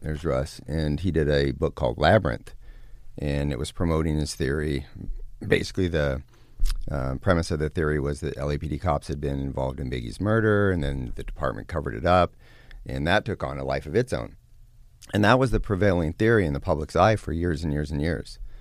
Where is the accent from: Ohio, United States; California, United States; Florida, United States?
California, United States; also born or lived in Lake Tahoe, Northern California; Northern California. I was born and raised around Lake Tahoe. And then in my, uh, about eleven years old, early teens, moved down to Southern California